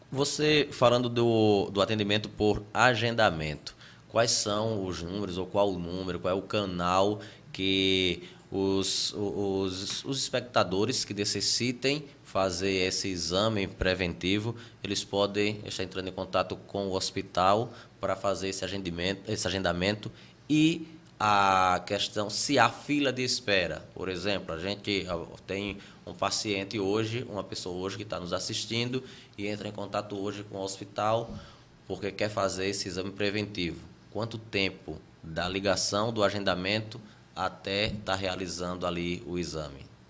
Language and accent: Portuguese; Limoeiro de Anadia, Alagoas, Brazil; na região que eu cresci ali em Limoeiro de Anadia